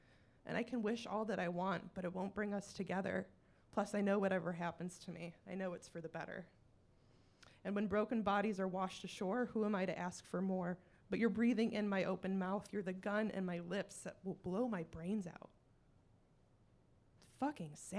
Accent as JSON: {"language": "English", "region": "Michigan", "country": "United States", "said": "I'm also clearly from Michigan"}